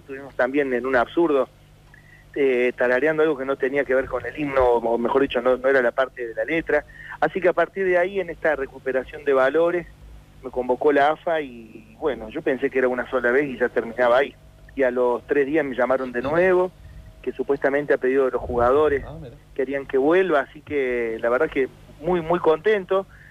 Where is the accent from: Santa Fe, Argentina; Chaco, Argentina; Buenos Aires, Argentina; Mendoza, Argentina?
Buenos Aires, Argentina; also born or lived in Córdoba, Argentina; nací en Córdoba, vivo en Buenos Aires desde que tengo ocho años